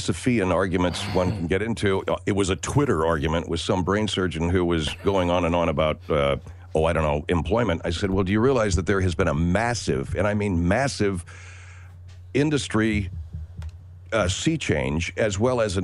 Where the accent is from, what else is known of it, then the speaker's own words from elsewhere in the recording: Los Angeles, California, United States; also born or lived in Florida; I grew up in Los Angeles. I grew up in L.A. through my early 20s